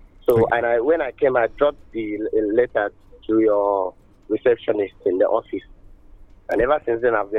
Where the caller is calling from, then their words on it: Uyo, Akwa Ibom, Nigeria; I'm calling from Uyo.